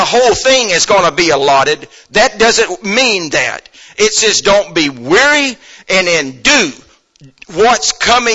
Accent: United States; I'm an American

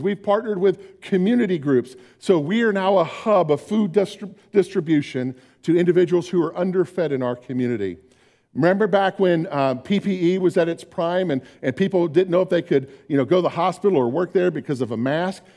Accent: Orlando, Florida, United States; moved away; When I was growing up in Orlando

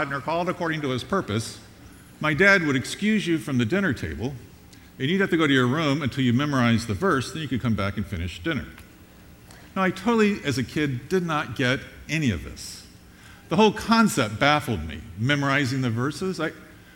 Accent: Long Island, New York, United States; we were raised on Long Island in New York

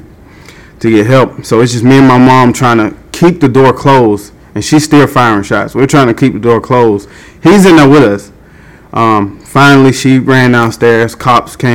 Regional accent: Atlanta, Georgia, United States; I grew up in East Lake Meadows. Me and my brothers and sisters, we grew up there

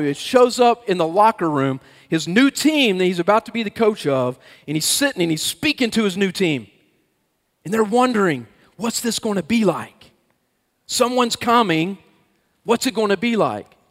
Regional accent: Atlanta, Georgia, United States; I grew up in the Atlanta area

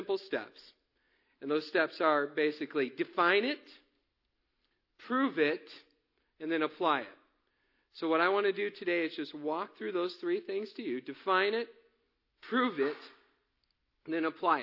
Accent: Missouri, United States; moved away; I am originally from Missouri

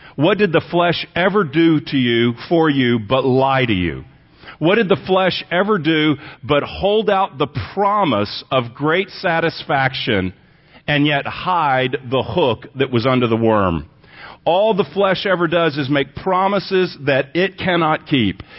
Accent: Texas, United States; moved away; also born or lived in Pasadena, California; I was born in Texas, but I lived there for a lot of years

